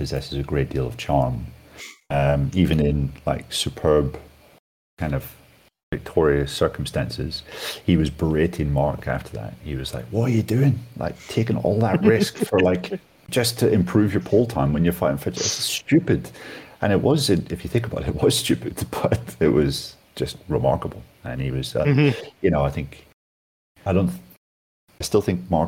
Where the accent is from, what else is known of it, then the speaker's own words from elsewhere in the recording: Northern Ireland, United Kingdom; I'm from Northern Ireland